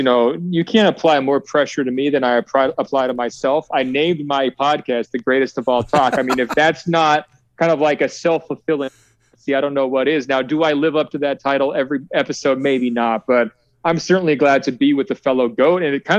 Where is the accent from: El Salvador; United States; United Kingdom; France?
United States; Oregon; now in California, United States; And I also happen to live in California, and I'm sure you guys agree, it's pretty clearly the best state in the union, with apologies to my home state of Oregon.